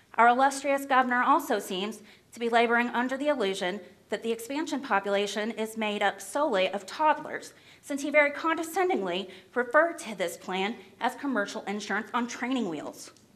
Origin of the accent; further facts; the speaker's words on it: Clay County, Kentucky, United States; I'm from Clay County, Kentucky.